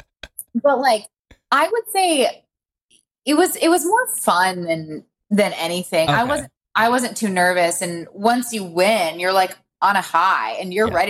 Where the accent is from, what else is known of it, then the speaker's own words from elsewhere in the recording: Winter Park, Florida, United States; moved away as an adult; also born or lived in Auburn, Alabama / France / Napa Valley, California / Los Angeles, California; now in Atlanta, United States; I was born and raised in Winter Park, Florida